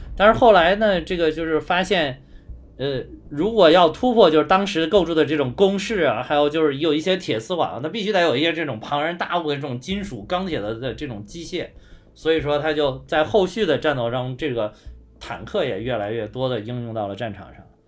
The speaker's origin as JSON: {"language": "Chinese", "country": "China", "said": "我们中国人的公司"}